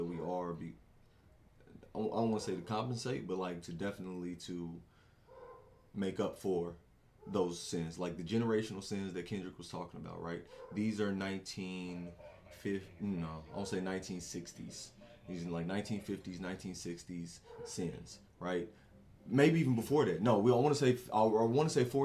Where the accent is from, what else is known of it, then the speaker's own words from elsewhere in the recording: United States; As an American, I guess, or if I'm going back that many generations, I'm still American.